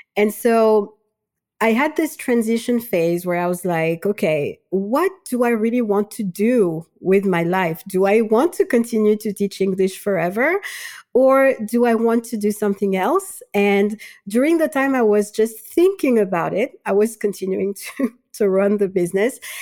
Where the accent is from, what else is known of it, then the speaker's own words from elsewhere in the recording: Madagascar; moved away as an adult; also born or lived in Switzerland; now in France; I'm originally from Madagascar